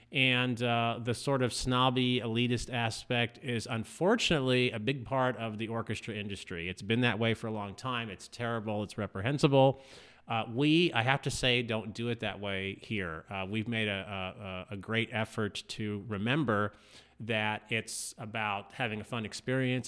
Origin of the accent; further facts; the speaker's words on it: Southern California, United States; also born or lived in Indianapolis / East Coast / Texas; now in Fort Smith, United States; I'm originally from Southern California